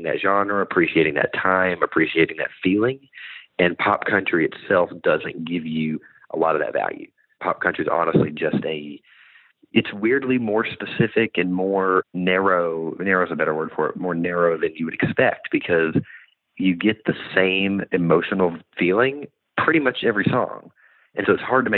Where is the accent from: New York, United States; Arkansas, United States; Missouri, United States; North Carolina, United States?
Arkansas, United States; Bentonville; moved away as an adult; also born or lived in Nashville